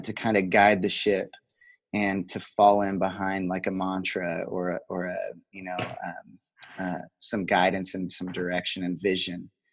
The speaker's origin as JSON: {"language": "English", "area": "the Delphi / Logansport area", "region": "Indiana", "country": "United States", "tie": "born or raised there", "also_born_or_lived": "Colorado", "said": "I grew grown up and uh, you know was raised in the area, so and Delphi and Logan'sport Sport are just right down the road from each other"}